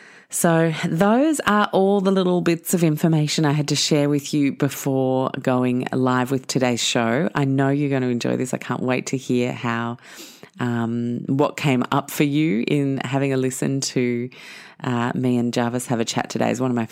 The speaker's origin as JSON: {"language": "English", "town": "Sydney", "region": "New South Wales", "country": "Australia", "tie": "born or raised there", "also_born_or_lived": "London, United Kingdom / Chicago, United States", "said": "I was born in London, but then we spent the early part of my childhood as an only child at that point in Chicago, and then moved to Sydney where my sister was born"}